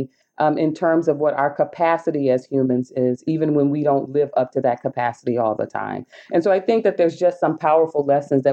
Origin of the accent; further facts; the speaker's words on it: the South, United States; I'm from the South in the U.S., a descendant of enslaved people